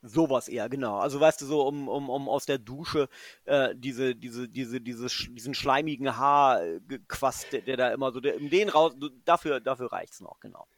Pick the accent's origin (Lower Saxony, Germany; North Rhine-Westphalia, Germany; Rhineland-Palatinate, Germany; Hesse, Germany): Lower Saxony, Germany; Göttingen; also born or lived in England / Cologne; now in Frankfurt, Germany; Ich bin ja kein äh, gebürtiger Frankfurt. ich bin ja, bin ja Göttinger. Ich äh, bin quasi ähm, protestantische